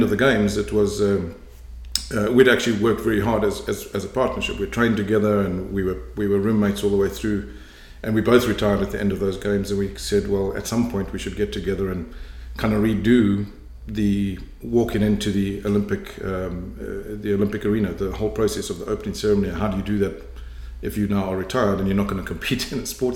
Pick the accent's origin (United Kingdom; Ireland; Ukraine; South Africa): South Africa; moved away as an adult; also born or lived in Cape Town, South Africa / Johannesburg, South Africa / Durban, South Africa; now in Canada; I was born in Cape Town in South Africa, grew up largely in South Africa, initially in Johannesburg, and then went to Durban, went to university in Durban